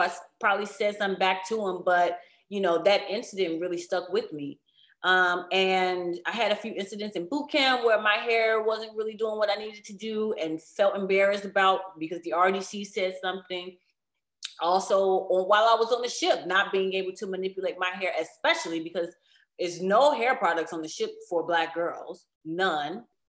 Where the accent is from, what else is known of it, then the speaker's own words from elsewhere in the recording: Chicago, Illinois, United States; I'm, I'm from Chicago. I am a big city girl